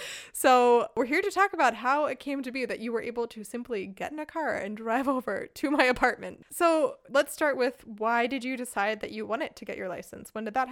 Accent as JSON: {"language": "English", "region": "Pennsylvania", "country": "United States", "moved": "yes", "lives_now": "Germany", "said": "I am from Pennsylvania, which was on that list."}